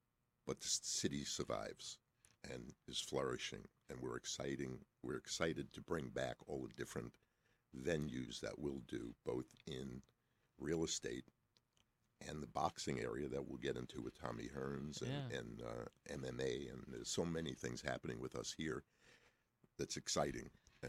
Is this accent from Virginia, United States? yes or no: no; Brooklyn, New York, United States; also born or lived in Long Island / Manhattan / Atlanta; I'm a New Yorker. {S0} Okay. {S1} I was born in Long Island, grew up in Brooklyn, went to school in Manhattan, started in the clothing business.